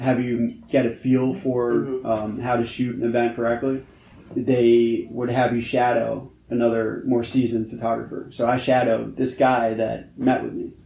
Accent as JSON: {"language": "English", "town": "New York City", "region": "New York", "country": "United States", "tie": "born or raised there", "said": "I'm actually born and raised in New York, New York City, Manhattan"}